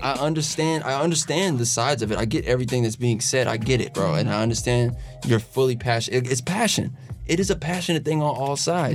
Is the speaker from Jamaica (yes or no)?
no; Los Angeles, California, United States; I grew up in Los Angeles, California